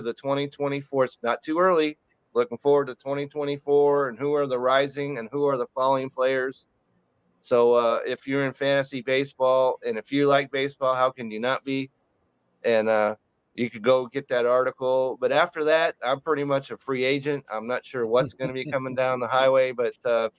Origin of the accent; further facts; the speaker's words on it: Utah, United States; now in Dallas area, United States; I was born in Utah, so I'm a Utah guy